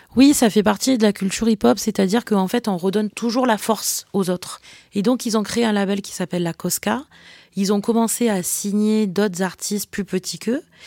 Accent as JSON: {"language": "French", "town": "Marseille", "region": "Provence-Alpes-Côte d'Azur", "country": "France", "tie": "born or raised there", "said": "quand on est Marseillais, on a grandi dans cette culture"}